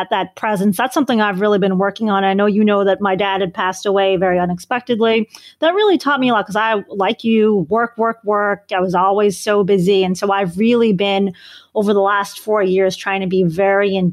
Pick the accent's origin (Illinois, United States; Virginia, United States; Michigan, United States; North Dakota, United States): Illinois, United States; Chicago; So I'm a Bears fan from Chicago